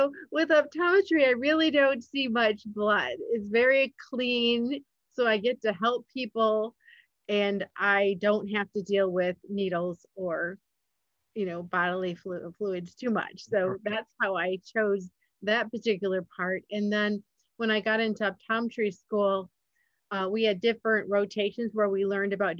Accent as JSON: {"language": "English", "region": "Michigan", "country": "United States", "tie": "born or raised there", "said": "I grew up in Michigan"}